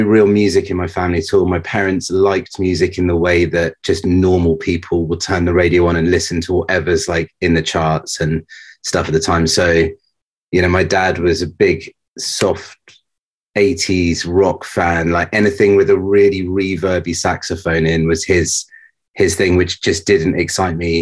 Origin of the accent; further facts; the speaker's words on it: near Southampton, South East England, United Kingdom; moved away as an adult; also born or lived in Reading; now in London, United Kingdom; I was raised near Southampton, which is kind of in the middle of the south coast of England